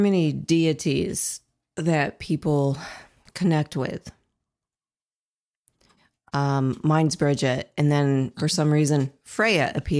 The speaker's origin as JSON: {"language": "English", "region": "Ohio", "country": "United States", "moved": "as an adult", "lives_now": "Indiana, United States", "said": "I'm originally from Ohio, that's a little better. Mm-hmm. But Indiana, when I moved here, was very difficult about 7 years ago."}